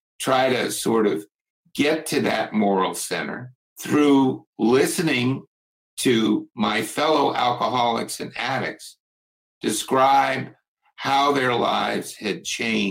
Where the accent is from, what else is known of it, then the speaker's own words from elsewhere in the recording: United States; I'm from Washington